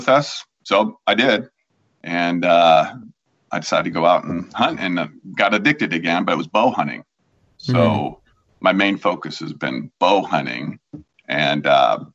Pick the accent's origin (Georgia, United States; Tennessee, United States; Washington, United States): Washington, United States; also born or lived in Pittsburgh, Pennsylvania; lived in Washington since 1971. I'm originally from the East Coast, so from Pennsylvania, the Pittsburgh area, but I've been here since I was seven in Washington